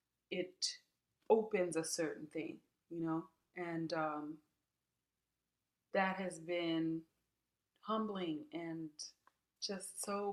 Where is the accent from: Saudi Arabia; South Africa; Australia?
South Africa; it means a great deal that I'm here talking with you as a South African about this work